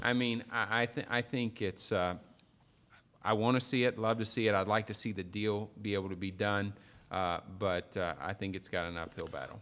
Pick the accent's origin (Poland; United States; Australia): United States; Perryville, Missouri; I'm from Perryville, Missouri